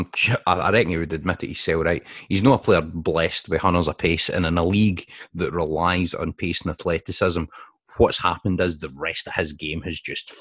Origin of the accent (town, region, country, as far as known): Scotland, United Kingdom